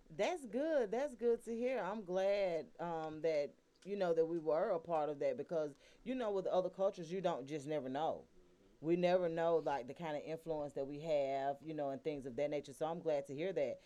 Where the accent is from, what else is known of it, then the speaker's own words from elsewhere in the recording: Atlanta, Georgia, United States; were born and raised in Atlanta